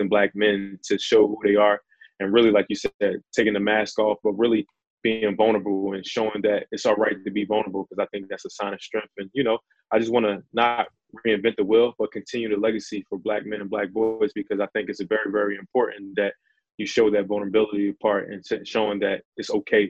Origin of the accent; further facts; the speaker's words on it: Philadelphia, Pennsylvania, United States; I'm from Philadelphia, Pennsylvania